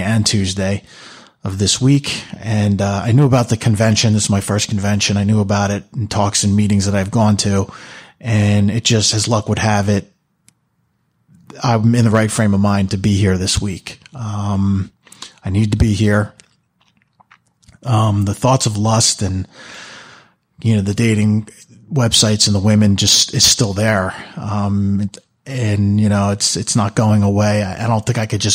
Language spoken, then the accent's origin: English; Manalapan, New Jersey, United States; I'm from Manalapan, New Jersey.